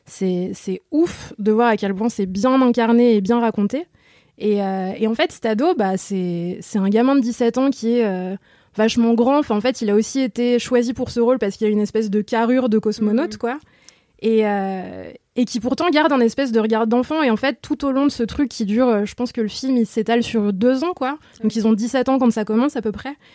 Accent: Lyon, Auvergne-Rhône-Alpes, France; accent: Lyonnais; je suis lyonnaise, je peux pas le cacher.

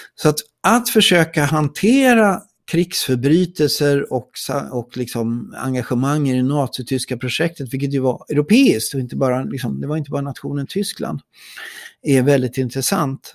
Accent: Sweden

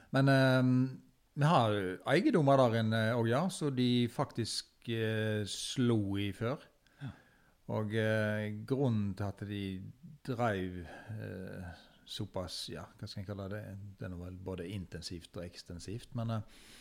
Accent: Fykse, Vestland, Norway; jeg som er født og oppvokst på Fykse

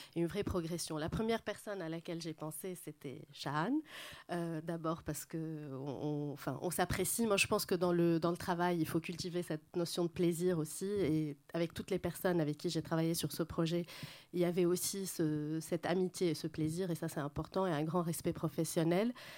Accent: Lebanon; moved away; also born or lived in Paris, France; mon éducation moyenne-orientale, plutôt libanaise

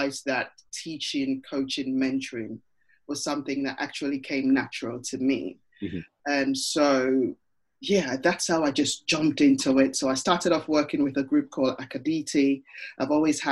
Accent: Ghana; moved away; I'm part of a networking group for people of Ghanaian origin, because hey, I'm from Ghana and I'm part of that originally

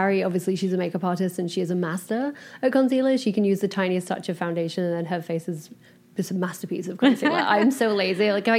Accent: England, United Kingdom; moved away as an adult; now in Los Angeles, United States; I'm from England.

